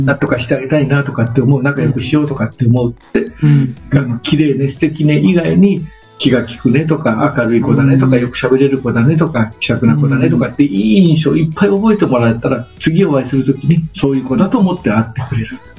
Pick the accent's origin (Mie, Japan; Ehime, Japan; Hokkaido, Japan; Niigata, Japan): Mie, Japan; Miyagawa village, Osugidani; 僕の実家は宮ヶ村大杉谷っていうすごい田舎なので